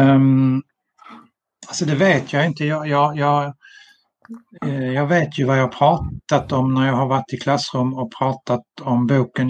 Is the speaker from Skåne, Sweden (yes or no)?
yes; Malmö, Skåne, Sweden; now in Sölvesborg, Sweden; 1964 i Malmö när jag var tio år